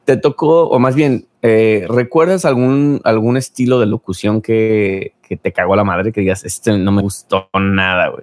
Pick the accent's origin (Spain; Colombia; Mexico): Mexico; mis compatriotas mexicanos